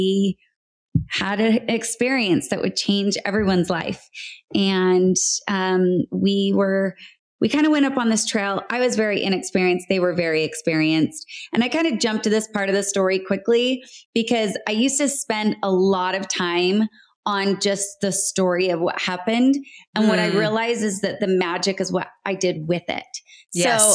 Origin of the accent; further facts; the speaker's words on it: Salt Lake City, Utah, United States; moved away as an adult; also born or lived in Palm Springs; I was born and raised in Salt Lake City, Utah